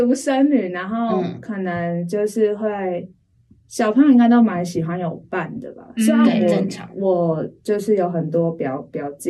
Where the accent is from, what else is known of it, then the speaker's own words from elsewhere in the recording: Taipei, Taiwan; accent: Taiwanese Mandarin; also born or lived in Taoyuan; 然后我出生在台北，